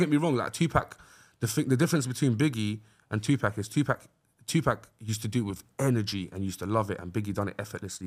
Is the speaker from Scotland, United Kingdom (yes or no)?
no; London, United Kingdom; where we're from, like, North West Londoners are just, uh, unapologetically North West.